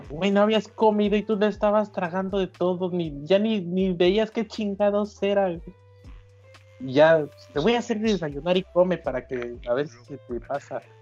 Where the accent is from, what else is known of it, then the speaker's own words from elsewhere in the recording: Veracruz, Mexico; no, no, no tengo esas costumbres, güey. Soy jarocho.